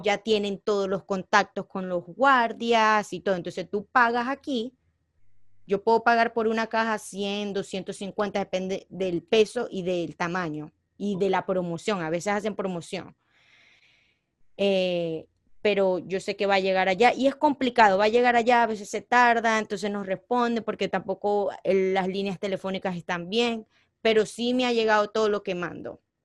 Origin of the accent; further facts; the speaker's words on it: Venezuela; accent: Venezuelan; moved away; also born or lived in Colombia; yo nací en Colombia, pero me crié en Venezuela, entonces por eso mi acento es más venezolano.